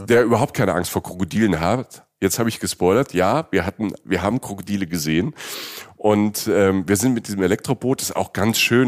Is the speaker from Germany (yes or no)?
yes; Southern Germany, Germany; Ich komme ja auch aus Süddeutschland.